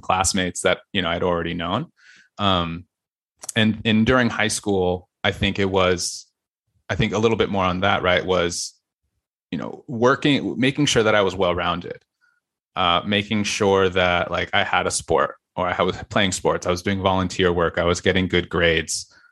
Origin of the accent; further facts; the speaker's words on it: Fallbrook, California, United States; North County, San Diego